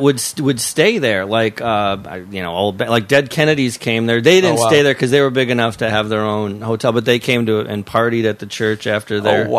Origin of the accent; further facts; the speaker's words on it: St. Paul, Minnesota, United States; moved away as an adult; now in Los Angeles, United States; I grew up in St. Paul. My roots, my family's in St. Paul.